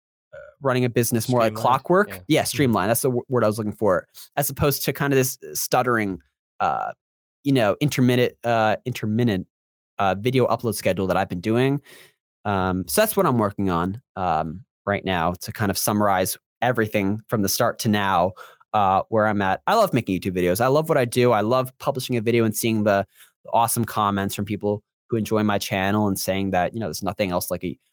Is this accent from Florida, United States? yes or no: yes; Florida, United States; Again, I'm from Central Florida, so we have a major hurricane coming as of this recording.